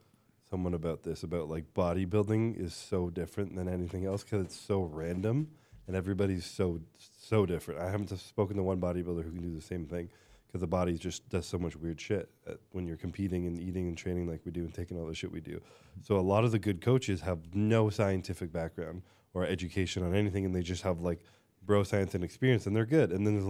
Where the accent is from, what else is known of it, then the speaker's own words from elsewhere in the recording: Canada; I'm Canadian.